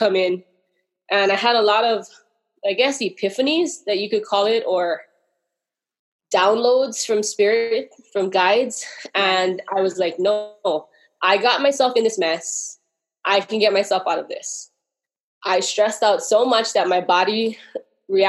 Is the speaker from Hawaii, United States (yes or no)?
yes; Hawaii, United States; I'm from Hawaii